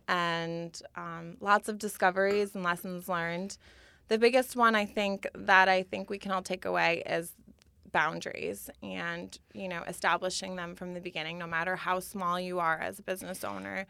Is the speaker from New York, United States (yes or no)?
yes; Schenectady, New York, United States; my hometown of Schenectady, New York